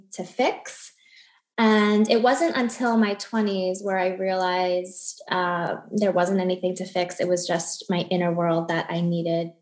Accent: New York, United States; moved away as an adult; also born or lived in Miami, Florida; now in Weston, Florida, United States; I'm originally from New York.

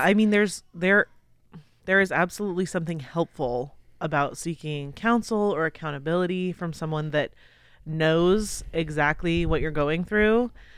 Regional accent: United States; we're American

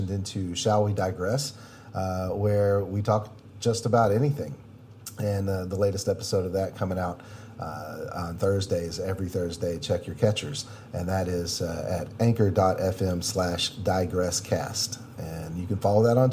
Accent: United States; being American

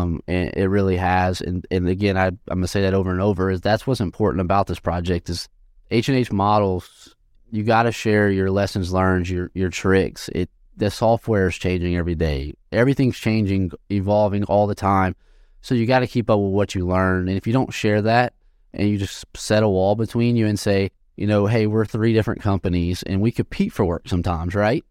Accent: Sulphur, Louisiana, United States; moved away as an adult; also born or lived in Lafayette, Louisiana; I'm from Sulphur, Louisiana, which is, is I told you earlier, you know, near Texas. And I graduated from Sulphur High School

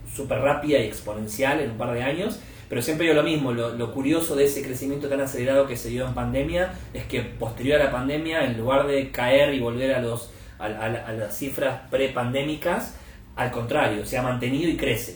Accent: Argentina; also born or lived in Buenos Aires; por si mi acento no lo, no lo delata, soy argentino, estoy basado en Buenos Aires, donde vivo

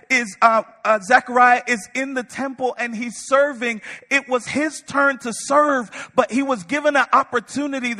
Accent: Connecticut, United States; moved away; I'm from Connecticut.

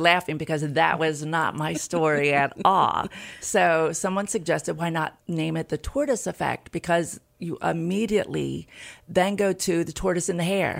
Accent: Hartley, Delaware, United States; also born or lived in Tulsa, Oklahoma / Felton, Delaware; now in Milford, United States; I grew up in Hartley, Delaware.

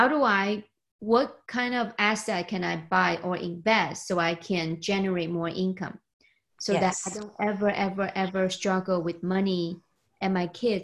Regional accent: China; moved away; I was born and raised in China

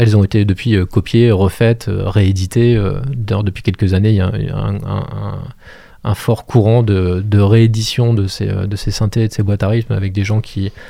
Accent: Montreuil-Bellay, Pays de la Loire, France; moved away as an adult; also born or lived in Angers; je suis originaire de Montreuil-Bellay, dans le sud du, département

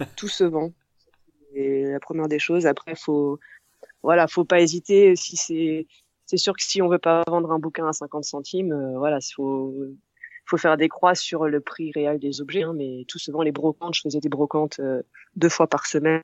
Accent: Orléans, Centre-Val de Loire, France; j'ai 30 ans et euh, je viens d'Orléans, c'est à 100 km à peu près au sud de Paris.

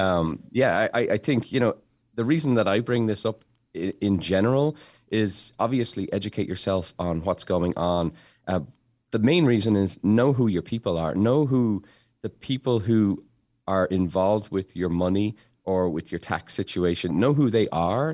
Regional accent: Dublin, Leinster, Ireland; now in Massachusetts, United States; Growing up in Dublin, we just had clothes, but then when I moved to America

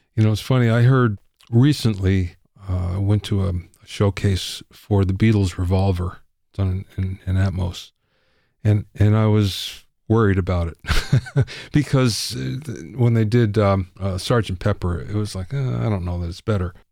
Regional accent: Los Angeles, California, United States; I'm from Los Angeles

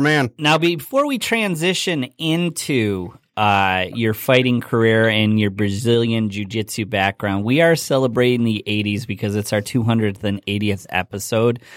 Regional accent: Michigan, United States; being from Michigan

